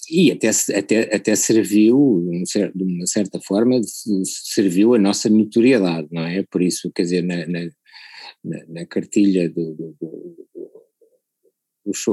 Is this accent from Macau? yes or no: yes; Macau; born there; assim, é para todos os efeitos é o sítio onde eu nasci, não é?